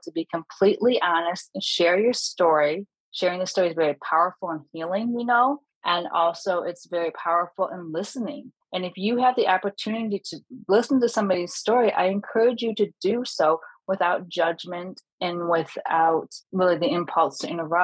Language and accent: English; Michigan, United States; my home state of Michigan in Metro Detroit